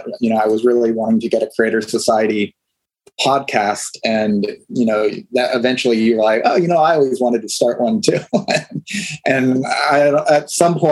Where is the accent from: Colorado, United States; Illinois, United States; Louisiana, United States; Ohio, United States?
Ohio, United States; now in Los Angeles, United States; I grew up in Ohio